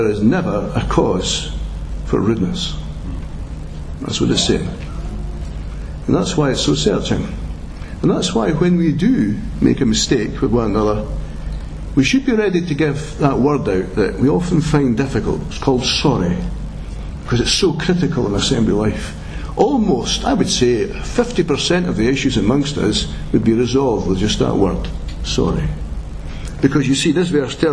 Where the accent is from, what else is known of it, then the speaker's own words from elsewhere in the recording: Scotland, United Kingdom; that ability we have as Scots